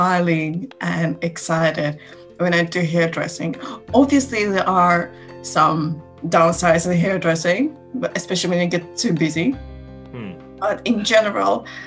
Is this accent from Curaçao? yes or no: no; Tallinn, Harju County, Estonia; I'm from Tallinn.